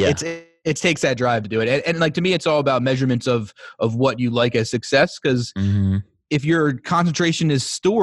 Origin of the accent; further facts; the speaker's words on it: Baltimore, Maryland, United States; I came home to Maryland and got a cool job